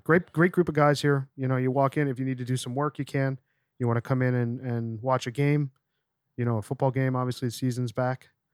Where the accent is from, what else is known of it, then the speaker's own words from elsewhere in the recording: Scranton, Pennsylvania, United States; moved away; We're, we're Nepa boys